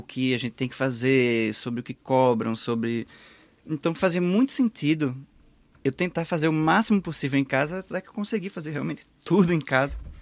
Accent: Pernambuco, Brazil; moved away as an adult; now in Portugal; o maior museu do estado de onde eu venho

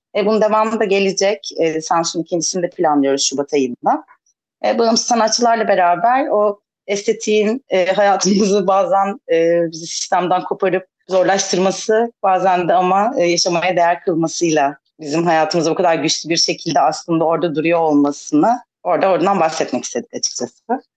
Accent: İzmir, Turkey; moved away as an adult; now in Ayvalık, Turkey; ben de İzmirliyim o yüzden e, 30 sene boyunca İzmir'de çok beslendim.

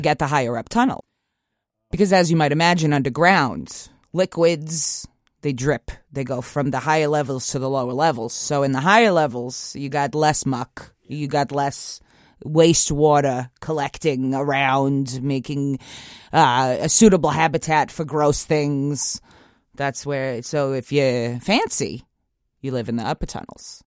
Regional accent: Long Island, New York, United States; I grew up in Long Island.

